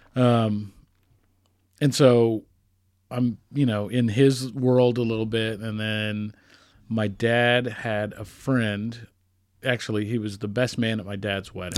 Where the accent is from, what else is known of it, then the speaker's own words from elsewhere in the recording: Johnson County, Kansas, United States; also born or lived in Boston / Nashville; I grew up in Johnson County, Kansas